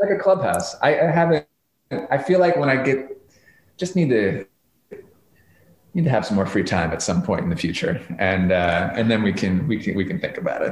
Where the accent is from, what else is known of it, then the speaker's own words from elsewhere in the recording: New York, United States; growing up in New York in the '90s